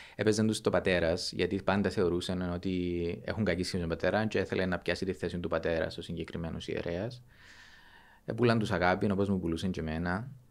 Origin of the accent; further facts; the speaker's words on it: Avgorou, Famagusta District, Cyprus; Κατάγομαι από το Αυγόρου, στην επαρχία του